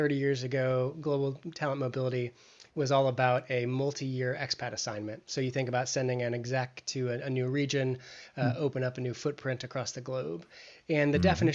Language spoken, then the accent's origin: English; United States; accent: American; moved away as an adult; now in Cambridge, United Kingdom; I'm calling in from Cambridge, England. So other side of the pond, though the accent gives me away as an American